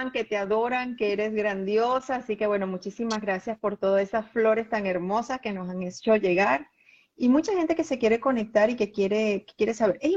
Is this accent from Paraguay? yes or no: yes; Paraguay; now in Argentina; soy paraguaya, vivo en ah, Argentina.